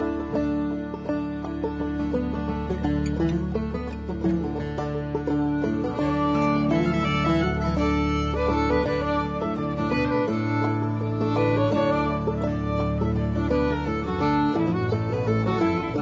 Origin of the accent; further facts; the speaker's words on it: Manchester, North West England, United Kingdom; growing up in an Irish Catholic family in the back streets of Manchester, a big industrial city in the north of England